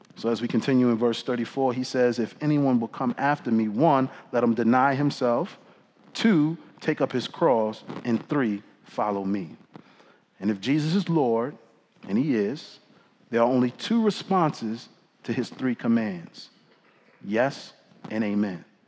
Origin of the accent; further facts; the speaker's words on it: New York City, New York, United States; now in Washington, D.C., United States; growing up in the Bronx in the summer of 1998